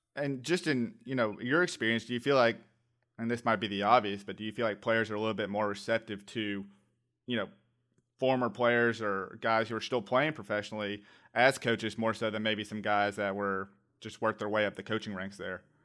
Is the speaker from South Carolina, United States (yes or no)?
no; Atlanta, Georgia, United States; I'm from the Atlanta area